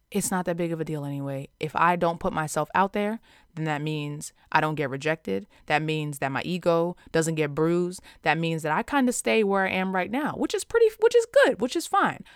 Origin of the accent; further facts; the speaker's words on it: Long Island, New York, United States; growing up in Long Island, which is, um, one of the most residentially segregated places in America